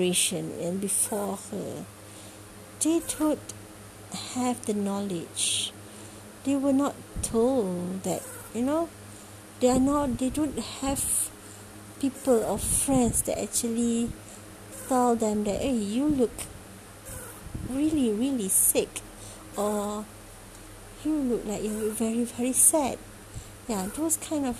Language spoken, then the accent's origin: English; Malaysia; I'm from Malaysia